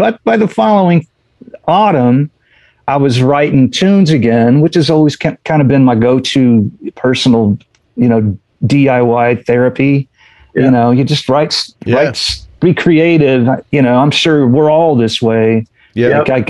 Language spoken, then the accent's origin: English; Indiana, United States; We're all from Indiana. We know how to do that.